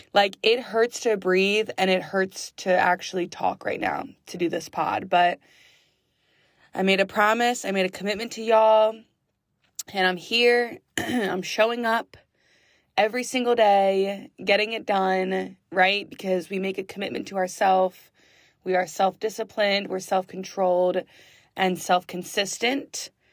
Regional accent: West Reading, Pennsylvania, United States; now in Philadelphia, United States; West Redding, Pennsylvania. That is my hometown

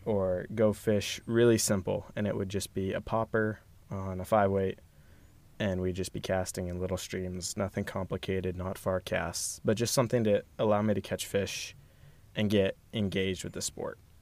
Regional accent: Austin, Texas, United States; I grew up in Northwest Austin

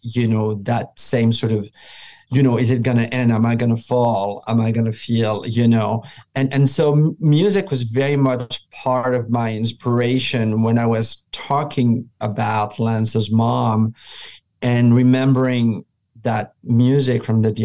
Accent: France; moved away; I grew up in France

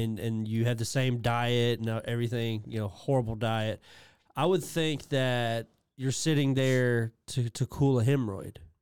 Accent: England, United Kingdom; me being English

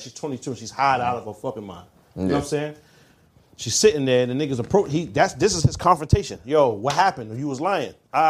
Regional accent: Brooklyn, New York, United States; I'm actually from Brooklyn

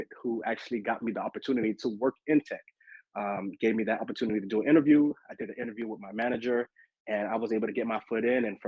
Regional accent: Miami, Florida, United States; moved away as an adult; now in Atlanta, United States; I am originally from Miami, Florida. I just recently moved a couple of years ago to Atlanta, Georgia

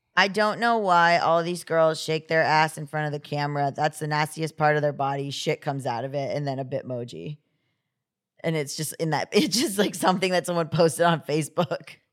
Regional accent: Florida, United States; I said I was from Florida

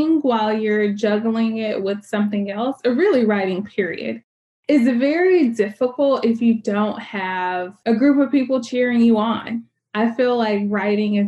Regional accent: Birmingham, Alabama, United States; moved away as an adult; also born or lived in California / Louisville, Kentucky / Seattle; I'm from Birmingham. I live here now, but I've lived

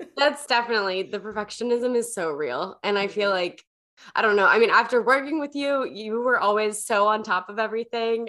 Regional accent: the South, United States; I I grew up in the South

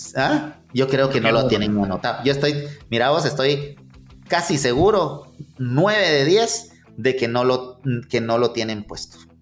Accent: Guatemala; como buenos chapines

